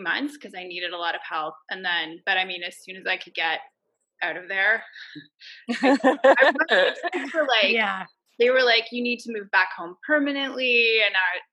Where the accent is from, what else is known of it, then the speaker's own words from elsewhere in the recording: Montreal, Quebec, Canada; now in Toronto, Canada; Originally from Montreal.